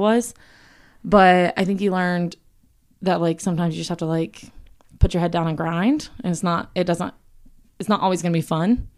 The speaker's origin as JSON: {"language": "English", "region": "South Carolina", "country": "United States", "tie": "born or raised there", "said": "I'm from South Carolina, like John. You hear it more in my voice, I feel like, than John's, but, um, yeah, born and raised there"}